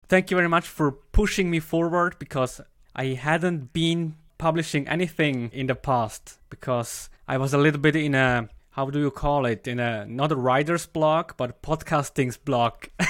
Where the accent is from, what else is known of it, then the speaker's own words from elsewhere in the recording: German-speaking Switzerland, Switzerland; English is a second language; I come from Switzerland, from the German speaking part of Switzerland.